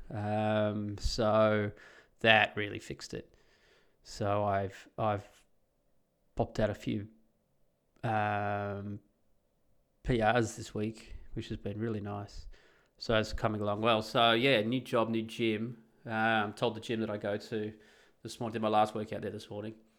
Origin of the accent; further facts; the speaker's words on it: Australia; moved away as an adult; now in Netherlands; I can never be a Dutchie, of course, I am an Australian